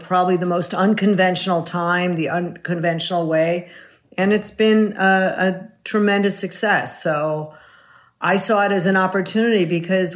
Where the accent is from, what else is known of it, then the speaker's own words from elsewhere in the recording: Wilmette, Illinois, United States; I grew up in the suburbs of Chicago, Wilmette, right outside of about 40 minutes out of the city.